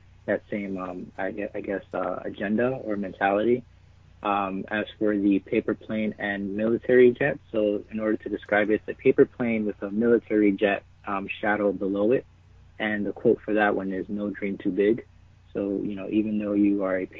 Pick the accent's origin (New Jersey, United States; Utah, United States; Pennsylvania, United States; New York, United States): New York, United States; New York City; moved away as an adult; also born or lived in New Hampshire; I'm originally from the Bronx in New York. So lived out there for about 18 years, and I came up to New Hampshire